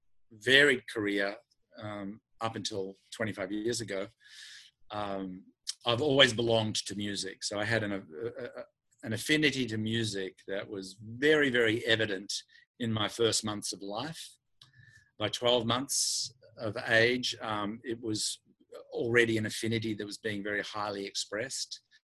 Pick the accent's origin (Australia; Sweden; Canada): Australia; accent: Australian; now in United States; I speak in my native tongue, right, Australian, but I've been living in the United States for 23 years, so I don't even hear the American accent.